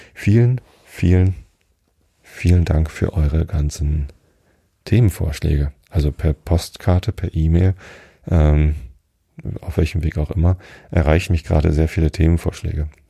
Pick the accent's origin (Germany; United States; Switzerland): Germany; also born or lived in Hamburg; Aufgewachsen bin ich in Vistit. Das ist nur zwei Dörfer weiter.